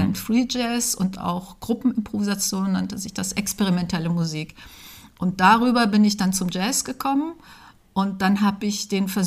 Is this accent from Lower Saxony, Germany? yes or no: yes; Braunschweig, Lower Saxony, Germany; also born or lived in Dessau / Berlin; Ja, ich bin in Dessau geboren und dann aber aufgewachsen in Braunschweig und dann von Braunschweig aus direkt nach der Schule nach Berlin.